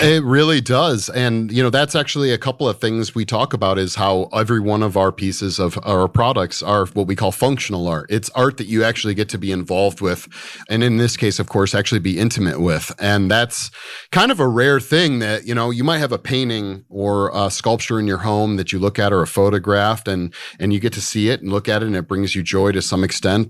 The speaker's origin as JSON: {"language": "English", "region": "Michigan", "country": "United States", "tie": "born or raised there", "moved": "yes", "said": "I grew up in the Midwest in Michigan."}